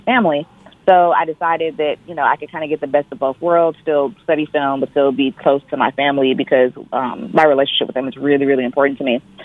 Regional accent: Detroit, Michigan, United States; I'm originally from Detroit

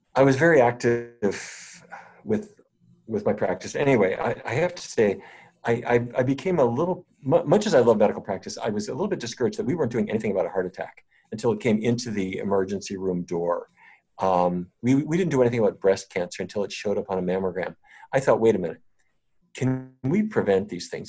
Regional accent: North Dakota, United States; I grew up in North Dakota

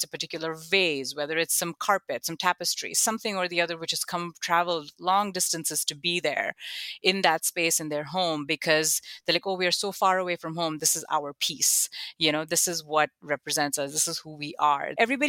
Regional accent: Buffalo, New York, United States; oh, when I grew up in Buffalo, I saw this.

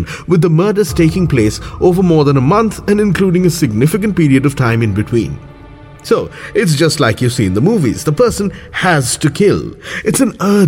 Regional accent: Kolkata, West Bengal, India; my hometown, Kolkata

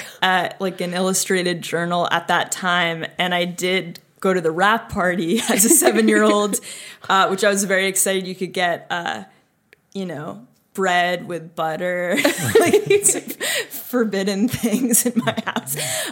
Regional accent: Glen Ridge, New Jersey, United States; moved away

